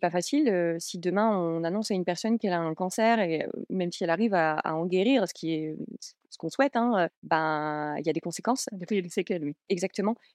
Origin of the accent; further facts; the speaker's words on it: Metz, Grand Est, France; moi je viens de Metz